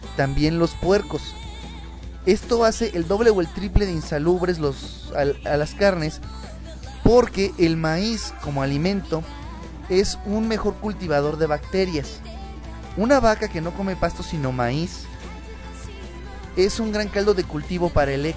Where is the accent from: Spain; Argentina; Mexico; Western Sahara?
Mexico; somos los mexicanos